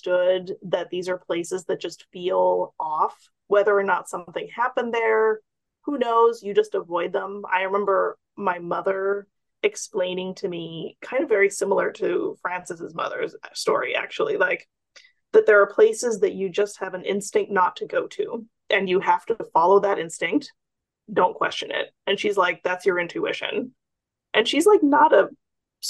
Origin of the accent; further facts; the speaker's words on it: Indonesia; moved away; I grew up in Indonesia